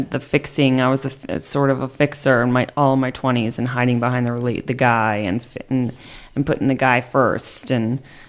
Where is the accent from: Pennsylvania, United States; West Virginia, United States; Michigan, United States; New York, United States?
New York, United States; I'm from New York. … I'm single.